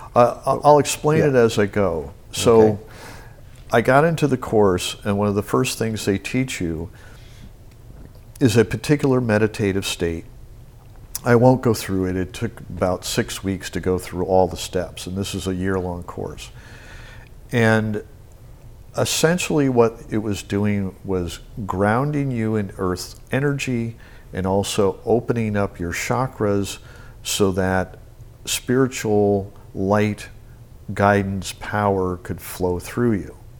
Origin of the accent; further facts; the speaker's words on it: Albany, New York, United States; moved away; I grew up in Albany, New York